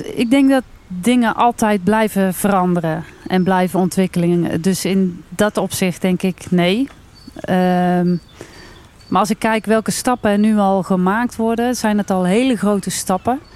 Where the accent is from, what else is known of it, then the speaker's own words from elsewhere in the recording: Wijk en Aalburg, North Brabant, Netherlands; Ik kom uit Wijk en Aalburg, gemeente Altena.